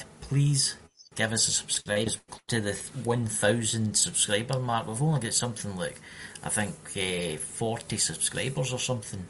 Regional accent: Scotland, United Kingdom; accent: Scottish

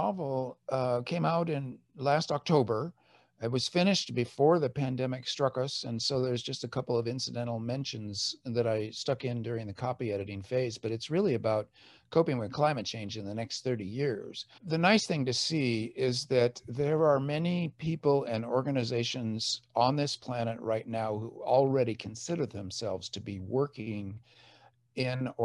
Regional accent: Orange County, California, United States; moved away as an adult; also born or lived in San Diego / Washington, D.C.; now in Davis, United States; I was brought up in Orange County, right near Orange itself

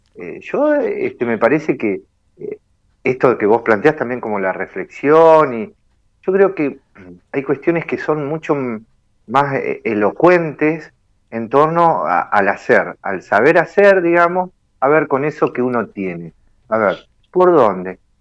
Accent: Argentina; somos Argentina

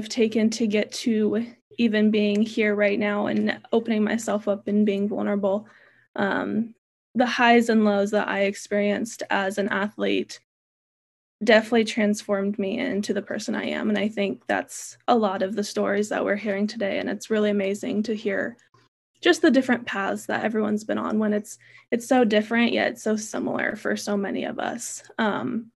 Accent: Central California, United States; Born and raised in California, Central California

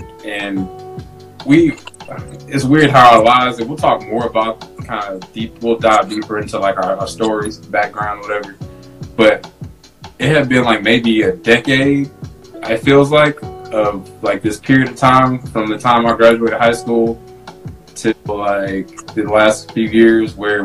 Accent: St. Louis, Missouri, United States; also born or lived in Germany; I was born in Germany, but we both grew up in St. Louis

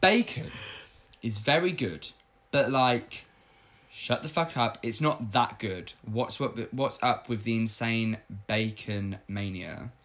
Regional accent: United Kingdom; growing up in Britain

